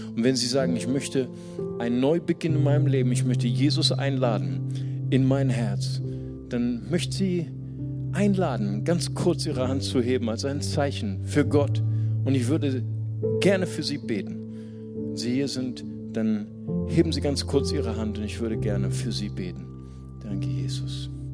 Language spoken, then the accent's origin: German; Germany; für uns als Deutsche